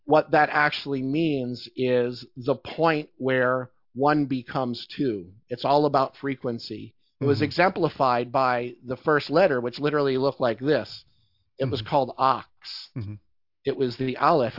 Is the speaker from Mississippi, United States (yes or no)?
no; Philadelphia, Pennsylvania, United States; I grew up in Philadelphia, so that's like my, that's my childhood